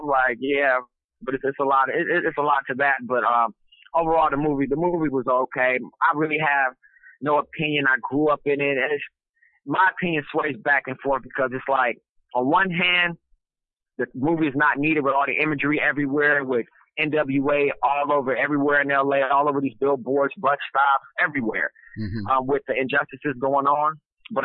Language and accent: English; West Coast, United States; because I'm from the West Coast, so I had to detox myself out of, like, the gangster rap stuff